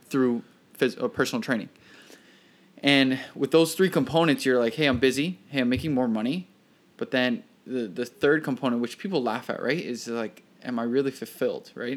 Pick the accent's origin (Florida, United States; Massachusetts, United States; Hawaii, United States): Florida, United States; Miami; moved away as an adult; now in New York, United States; Florida born, born and raised in Miami, Florida